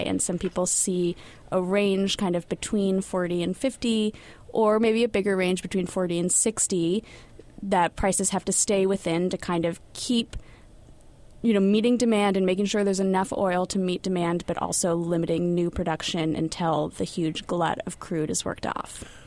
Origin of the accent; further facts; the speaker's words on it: California, United States; moved away; As a Californian